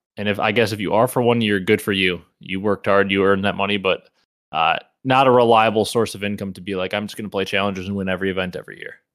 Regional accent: Wisconsin, United States; growing up in the Midwest, Wisconsin, our whole life

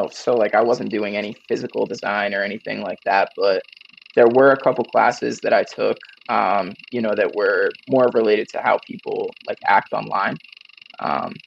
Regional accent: Mendon, Massachusetts, United States; moved away; I'm actually from Massachusetts originally, from a pretty small town called Mendon

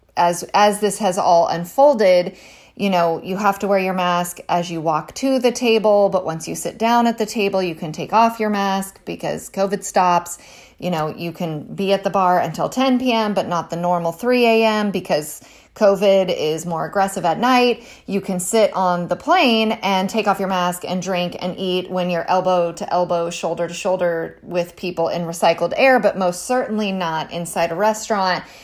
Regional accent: California, United States; moved away; I'm from California originally

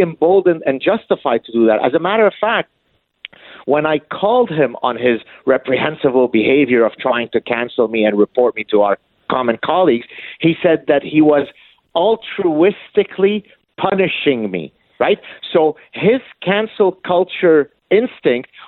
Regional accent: Canada; I'm a Canadian.

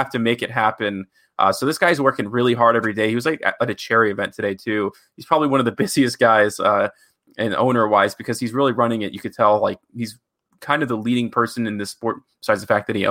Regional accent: Mississippi, United States; I grew up in Mississippi

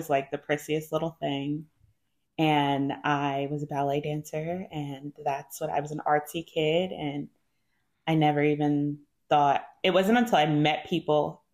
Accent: New Jersey, United States; moved away as an adult; also born or lived in Utah / South Korea; I'm from New Jersey

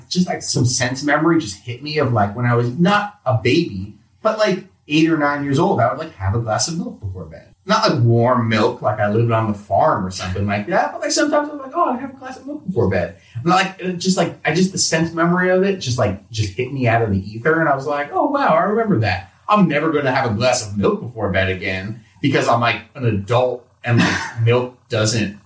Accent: Los Angeles, California, United States; also born or lived in New York; I grew up mainly in Los Angeles

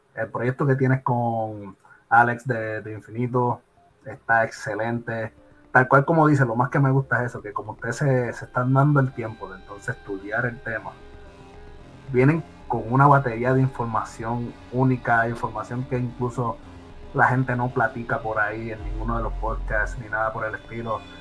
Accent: Puerto Rico; also born or lived in New York; now in United States; como puertorriqueño perdido pues, en Estados Unidos

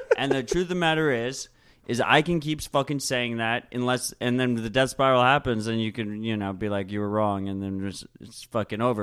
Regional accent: United States; we're Americans

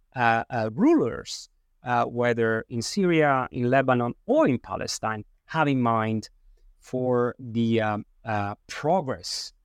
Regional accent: Sicily, Italy; I was born in Sicily

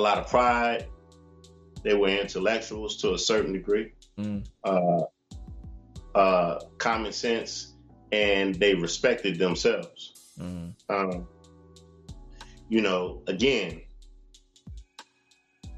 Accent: Oakland, California, United States; I come from Oakland, California

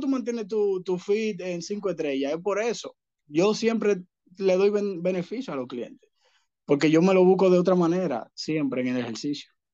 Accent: Dominican Republic; aquí en mi país

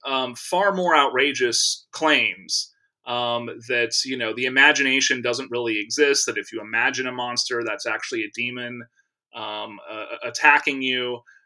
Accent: Texas, United States; I grew up in Texas

